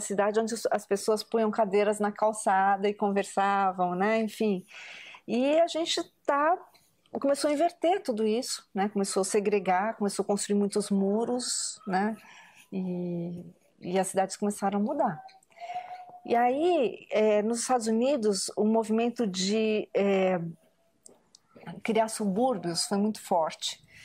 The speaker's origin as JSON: {"language": "Portuguese", "country": "Brazil", "said": "Eu sou a terceira geração de japoneses no Brasil"}